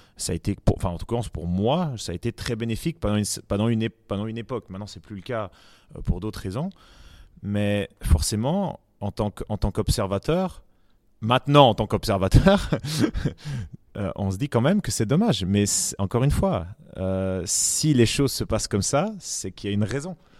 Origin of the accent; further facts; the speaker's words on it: Switzerland; on est très suisse, quand on est suisse